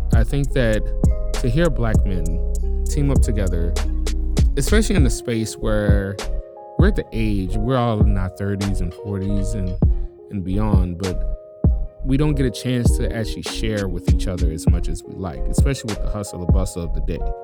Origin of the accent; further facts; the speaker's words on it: New Orleans, Louisiana, United States; moved away as an adult; also born or lived in Chicago; now in Tacoma, United States; born and raised in New Orleans. Been out here for ten years now